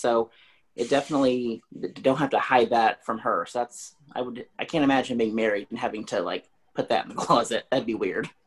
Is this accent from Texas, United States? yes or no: no; Springfield, Missouri, United States; I'm from Springfield, Missouri